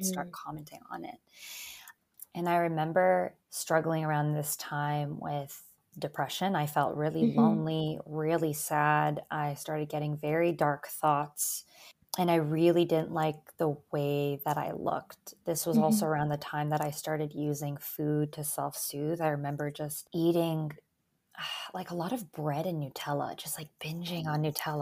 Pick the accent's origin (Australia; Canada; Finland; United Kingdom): Canada; English is a second language; also born or lived in Albania; I was born in Albania. Moved to Canada with my family when I was 3. So English is actually my second language. Kind of got settled into Canadian life quite quickly